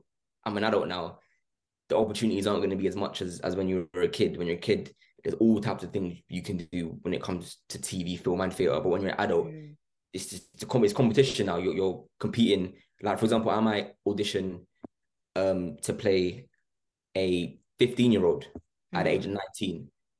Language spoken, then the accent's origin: English; London, United Kingdom; Me and Billy were from, I was from London, he was from Essex, and Charlie and Chanel were from Manchester.